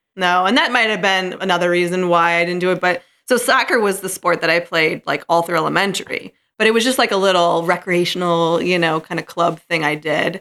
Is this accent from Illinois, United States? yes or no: yes; St. Charles, Illinois, United States; also born or lived in Chicago; my Chicago stint for ten years, but now, um, I'm back in Saint Charles